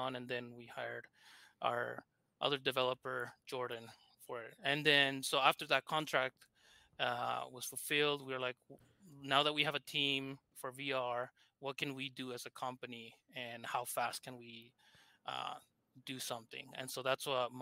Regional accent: Argentina; accent: thick accent; English is a second language; I'm from Argentina, hence my thick accent

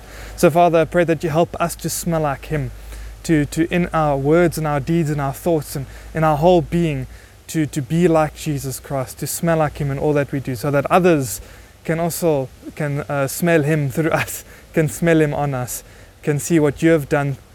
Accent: Buffalo City, Eastern Cape, South Africa; we are from Buffalo City

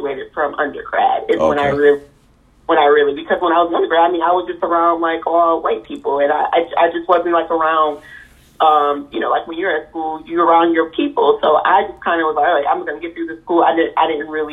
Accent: Rochester, United States; coming from a small town like Rochester

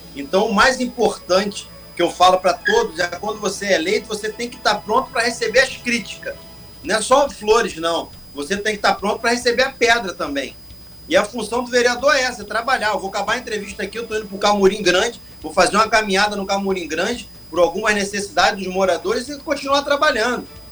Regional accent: Brazil; Nós somos brasileiros

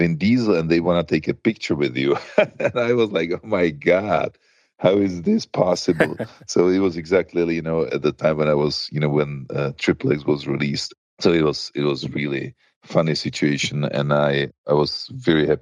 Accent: Prague, Czechia; I grew up in Prague

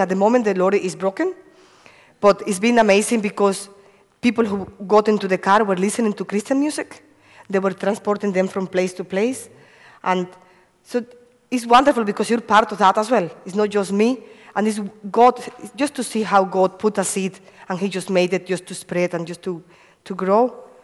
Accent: Cuba; moved away; I come from Cuba. Uh, I have five brothers and one sister. I used to live in a farm, uh, no electricity, and um, a lo lovely childhood because, you know, running in the farm

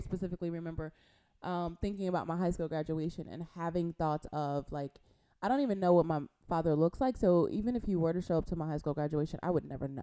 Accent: Compton, California, United States; from Compton, California. Yay! I'm from California

